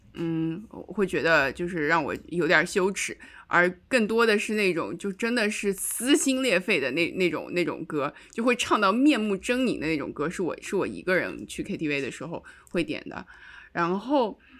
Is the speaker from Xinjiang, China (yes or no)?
yes; Xinjiang, China; moved away; 我是新疆的